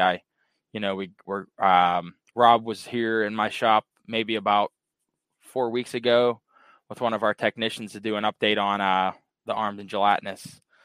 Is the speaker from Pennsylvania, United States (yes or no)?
yes; Pittsburgh, Pennsylvania, United States; I'm actually from Pittsburgh, Pennsylvania